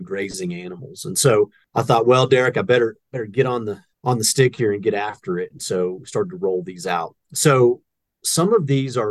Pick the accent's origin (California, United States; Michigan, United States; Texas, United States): Texas, United States; moved away as an adult; also born or lived in Oklahoma; now in Wyoming, United States; I was born in Oklahoma and I grew up in Texas